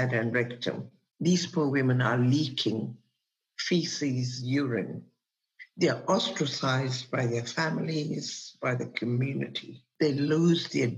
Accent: Kenya; I was born in Kenya and I worked there as a radiographer

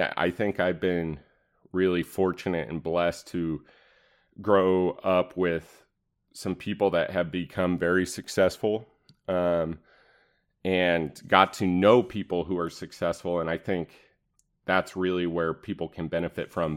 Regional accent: East Wenatchee, Washington, United States; I grew up in Wenatchee, specifically East Wenatchee, Washington

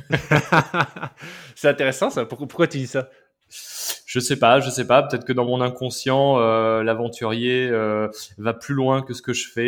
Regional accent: Massif Central, France; moved away as an adult; Et puis j'ai quitté le Massif Central bah, pour aller faire mes études à Paris.

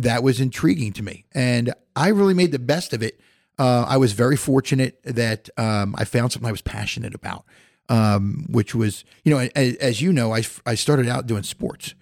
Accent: Philadelphia, Pennsylvania, United States; moved away as an adult; also born or lived in Indiana; now in Goshen, United States; I, I grew up in Philadelphia

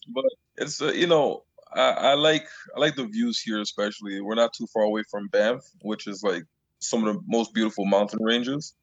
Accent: Long Island, New York, United States; moved away as an adult; also born or lived in Canada; I grew up in Long Island

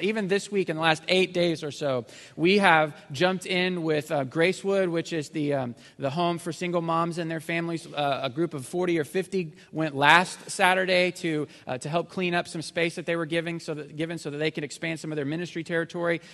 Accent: Missouri, United States; moved away; I grew up in Missouri, so we're not super sophisticated up there.

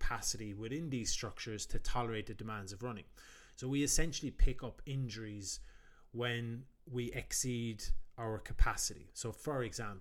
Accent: Ireland; also known as …

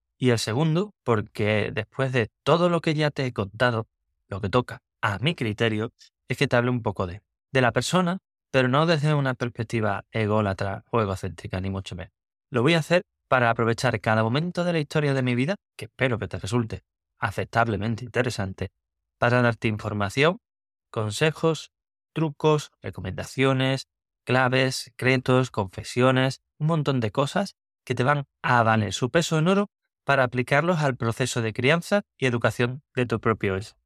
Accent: Cádiz, Andalusia, Spain; moved away as an adult; also born or lived in San Fernando; now in Seville, Spain; yo nací en Cádiz

